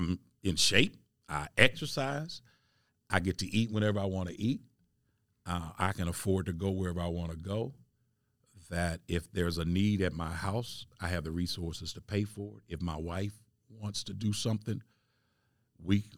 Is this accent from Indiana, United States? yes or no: yes; Indianapolis, Indiana, United States; I'm from Indianapolis, and I'm raised in Arlington Woods